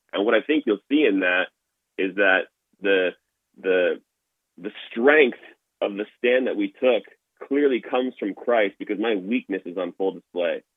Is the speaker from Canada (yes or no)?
yes; Toronto, Ontario, Canada; now in Alberta, Canada; I grew up in Toronto, Ontario